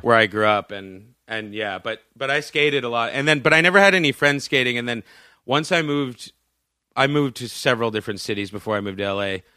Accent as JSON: {"language": "English", "town": "Boston", "region": "Massachusetts", "country": "United States", "tie": "born or raised there", "said": "I grew up in Boston"}